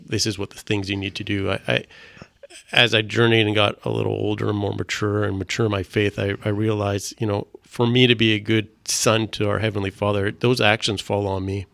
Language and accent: English; Vancouver, British Columbia, Canada; first language French; English is a second language; I grew up here in Vancouver